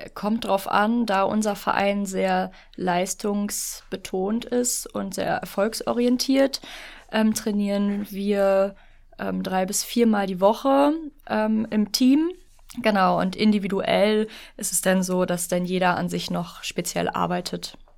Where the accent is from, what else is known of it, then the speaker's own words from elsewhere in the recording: Lower Saxony, Germany; now in Berlin, Germany; Ich bin hier nicht geboren. Ich komme ursprünglich aus Niedersachsen ah. und bin Zuzügige